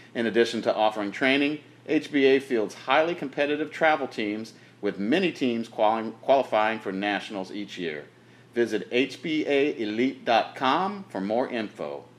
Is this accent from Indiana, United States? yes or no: yes; Indianapolis, Indiana, United States; moved away; I was born and raised in Indianapolis for 25 years